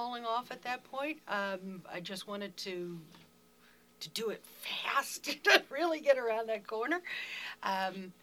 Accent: Falston, Maryland, United States; I was brought up in the same house that my dad was born in 85 years ago.

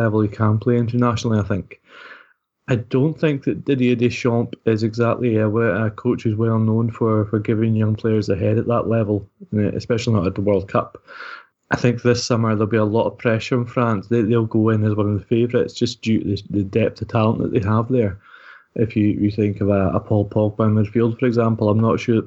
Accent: Scotland, United Kingdom; we're Scottish

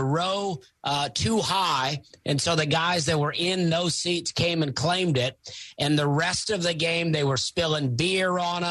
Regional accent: Opelika, Alabama, United States; also born or lived in Charleston, South Carolina; now in Nashville, United States; I grew up in a town called Opelika, right next to Auburn University.

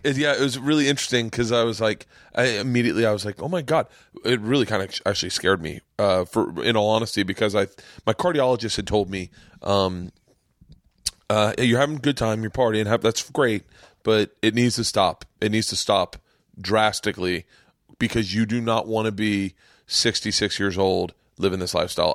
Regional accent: Florida, United States; I grew up in Florida.

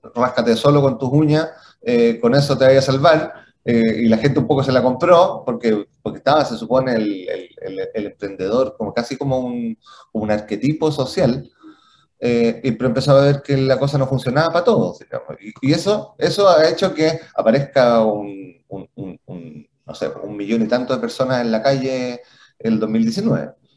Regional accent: Chile; como chilenos

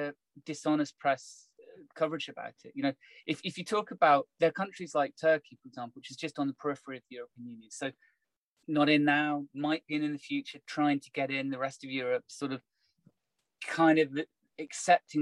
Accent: United Kingdom; I'm very Brit in my perspective.

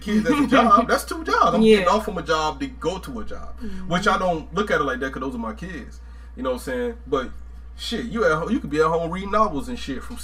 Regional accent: Georgia, United States; moved away as an adult; also born or lived in North Carolina; I'm from Georgia, but I was stationed in North Carolina at the time

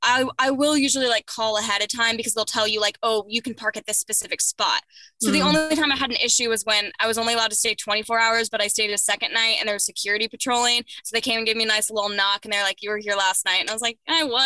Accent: Upper Arlington, Ohio, United States; I did. Yes. Upper Arlington, Columbus, Ohio.

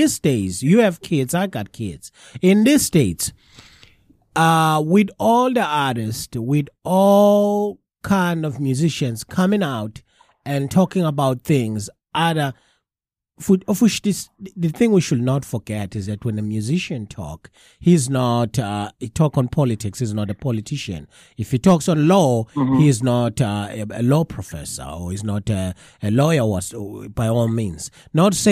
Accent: KwaZulu-Natal, South Africa; moved away; also born or lived in England; me growing up in South Africa

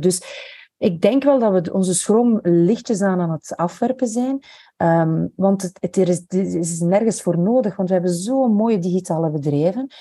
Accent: Belgium; als Belg

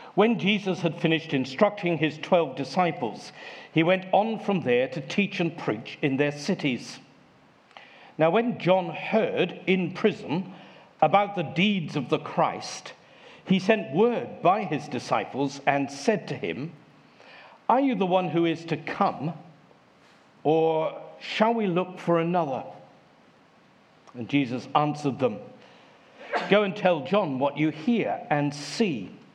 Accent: Devon, South West England, United Kingdom; I come from Devon

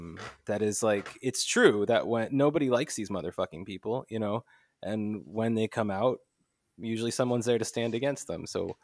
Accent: United States; I'm from the States.

